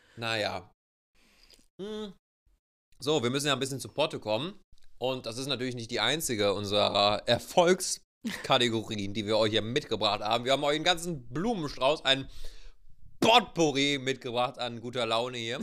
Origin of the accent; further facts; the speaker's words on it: Germany; wir uns dann auch einfach als Deutsche